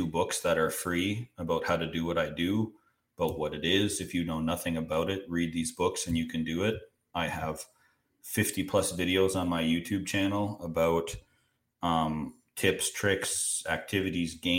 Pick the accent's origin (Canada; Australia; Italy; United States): Canada; as a Canadian